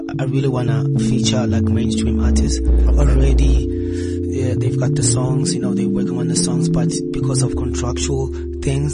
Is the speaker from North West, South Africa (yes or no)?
no; Soweto, Gauteng, South Africa; I'm from Soweto